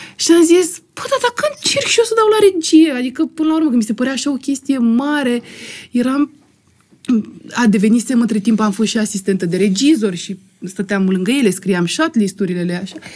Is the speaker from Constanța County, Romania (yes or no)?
yes; Constanța, Constanța County, Romania; moved away; eram din Constanța